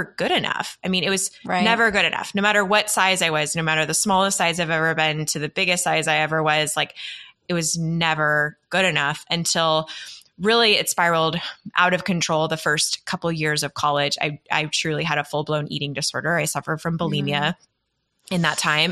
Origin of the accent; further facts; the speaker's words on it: Texas, United States; I grew up in Texas in the South, where it is very image-centric.